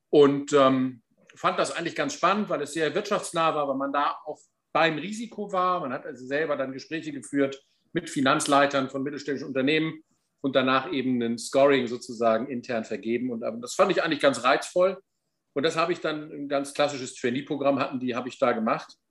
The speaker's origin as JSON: {"language": "German", "town": "Warstade", "region": "Lower Saxony", "country": "Germany", "tie": "born or raised there", "said": "Abitur im äh, schönen Landkreis Cuxhaven in meiner Heimat in Warstade gemacht"}